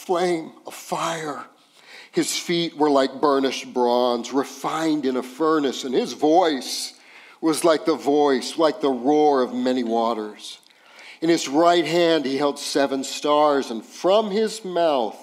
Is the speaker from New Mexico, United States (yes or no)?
yes; Los Alamos, New Mexico, United States; moved away as an adult; also born or lived in Las Cruces, New Mexico / New Orleans, Louisiana; now in Midland, United States; I grew up in a town called Los Alamos, New Mexico